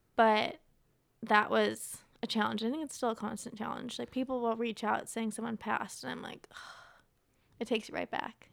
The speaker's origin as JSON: {"language": "English", "region": "Ohio", "country": "United States", "also_born_or_lived": "Las Vegas", "moved": "yes", "said": "I'm from Ohio, and at the time I was living in Las Vegas"}